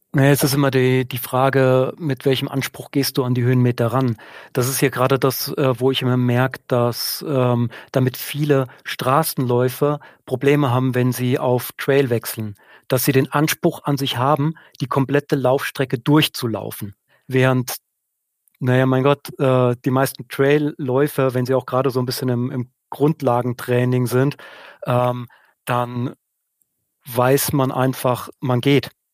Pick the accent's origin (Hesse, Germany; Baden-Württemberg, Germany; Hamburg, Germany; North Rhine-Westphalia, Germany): Hesse, Germany; Odenwald, southern; now in Münsing, Germany; Ich komme aus einer Region, aus dem Odenwald in Südhessen